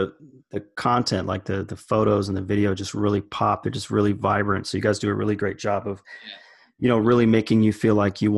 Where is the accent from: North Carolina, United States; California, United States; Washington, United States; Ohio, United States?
Washington, United States; Seattle; now in Los Angeles, United States; Anyone who listens to the podcast knows that I'm from Seattle too.